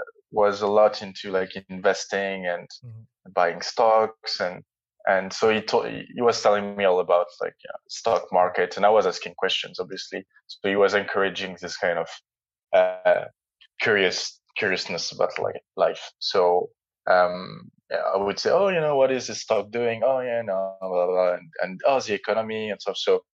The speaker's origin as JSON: {"language": "English", "country": "Jordan", "tie": "born or raised there", "also_born_or_lived": "France / Netherlands", "moved": "yes", "lives_now": "London, United Kingdom", "said": "I grew up partly in Jordan, so in Middle East. So I spent 4 years when I was younger."}